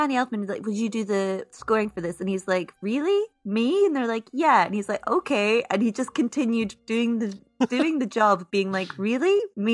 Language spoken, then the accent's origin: English; Scotland, United Kingdom; I'm Scottish, so I say out